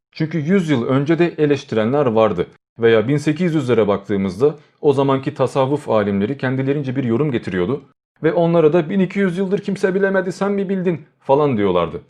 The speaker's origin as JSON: {"language": "Turkish", "country": "Turkey", "said": "biz Türkiye'de yaşıyoruz, Türk'üz, Türkçe konuşuyoruz, hayatımız Türkçe ile geçiyor ve Türk okullarına gidiyoruz."}